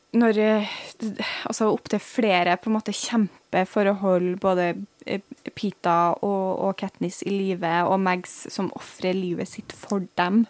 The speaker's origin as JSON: {"language": "Norwegian", "region": "Trøndelag", "country": "Norway", "moved": "yes", "lives_now": "Bergen, Norway", "said": "som trønder i Bergen"}